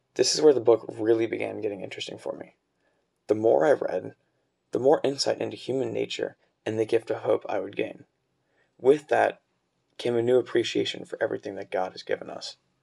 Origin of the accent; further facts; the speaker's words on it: Cincinnati, Ohio, United States; now in Dayton, United States; I'm from Cincinnati, Ohio